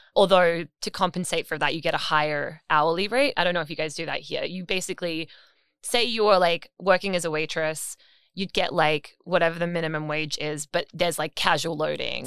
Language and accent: English; Australia; now in New York, United States; we are Australian